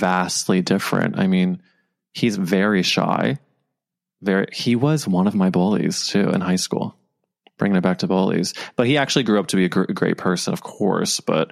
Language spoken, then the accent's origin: English; Midwest, United States; now in New York, United States; I grew up in like the middle of the country